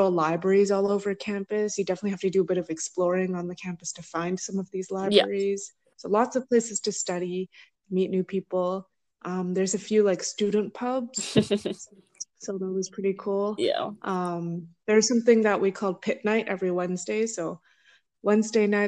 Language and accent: English; North Shore, Vancouver, British Columbia, Canada; I grew up on the North Shore, so I sort of kind of knew a bit about the North Shore, but I didn't really know much about the rest of Vancouver